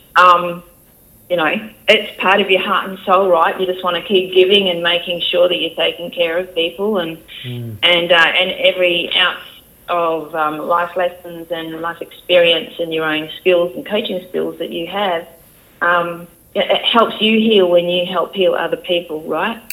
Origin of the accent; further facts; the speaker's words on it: Geraldton, Western Australia, Australia; accent: country accent; moved away as an adult; I'm from there, and I grew up there, and you know, pretty much my whole life